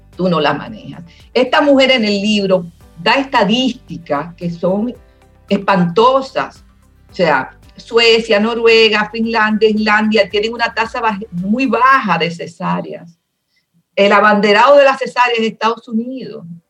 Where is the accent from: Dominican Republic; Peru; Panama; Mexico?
Dominican Republic; quiero seguir siendo dominicana